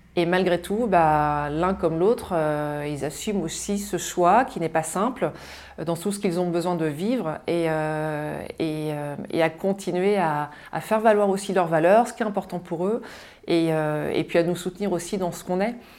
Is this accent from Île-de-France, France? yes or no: no; Mayenne, Pays de la Loire, France; moi je suis née en Mayenne, dans le grand ouest de la France, juste avant la Bretagne